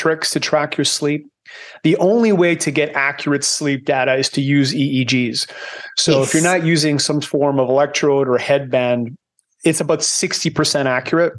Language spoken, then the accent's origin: English; Canada; moved away as an adult; now in Panama; I'm Canadian, but I escaped 19 years ago. I live in Panama now because I don't like cold